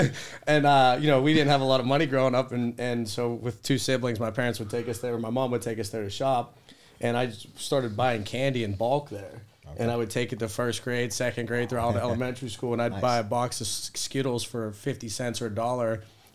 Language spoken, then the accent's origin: English; Finleyville, Pennsylvania, United States; I grew up in the South Hills in a small town, Finleyville.